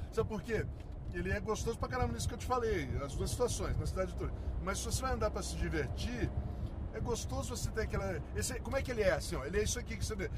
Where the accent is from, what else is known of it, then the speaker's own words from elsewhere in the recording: Niterói, Rio de Janeiro, Brazil; moved away; also born or lived in São Paulo; eu fui criado numa Sim. família de opala selvagem nas montanhas de Niterói